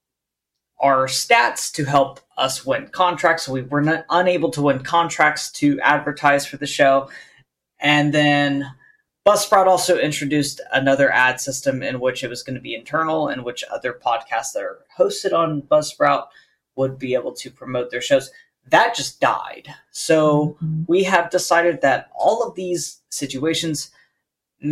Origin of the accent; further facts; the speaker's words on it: United States; I am American